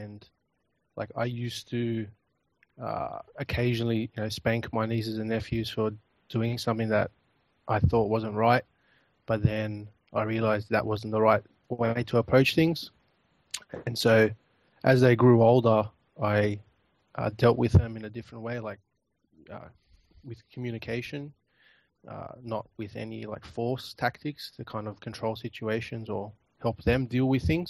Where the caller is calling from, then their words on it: Australia; I'm calling from Australia.